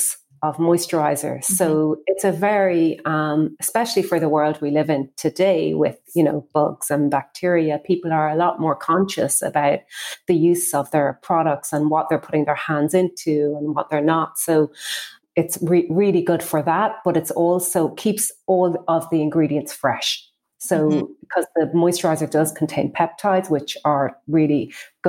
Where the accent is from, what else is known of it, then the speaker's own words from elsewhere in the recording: Ireland; we're an Irish brand, and in Ireland, we are famous for self-tanning products